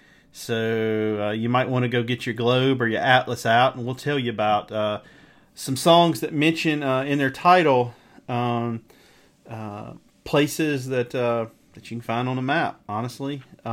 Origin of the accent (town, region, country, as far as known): Mississippi, United States